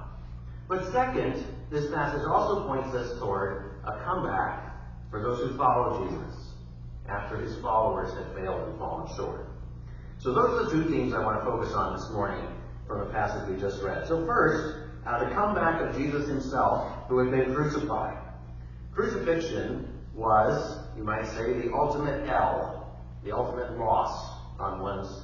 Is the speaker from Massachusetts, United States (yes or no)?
yes; outside of Boston, Massachusetts, United States; now in Connecticut, United States; I grew up outside of Boston